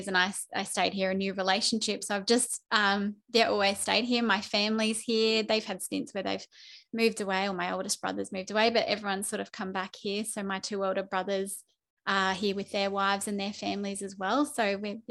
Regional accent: Toowoomba, Queensland, Australia; also born or lived in Townsville; I'm a Toowoomba local through and through. I was born in Townsville

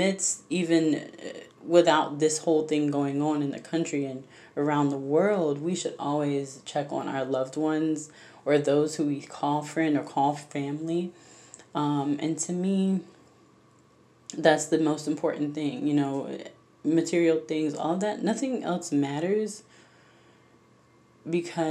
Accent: Jacksonville, Florida, United States; now in Orlando, United States; I grew up, born and raised in Florida, Jacksonville, Florida, to be exact.

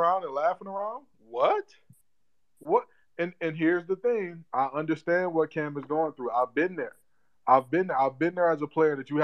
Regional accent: Detroit, Michigan, United States; moved away as an adult; also born or lived in North Carolina; being born and raised in Detroit, Michigan

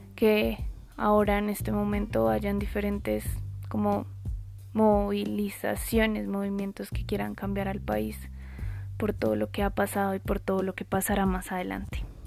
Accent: Colombia

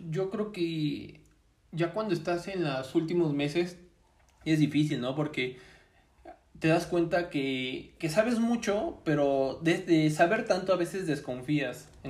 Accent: Puebla, Mexico; Ah, pues yo soy de Puebla

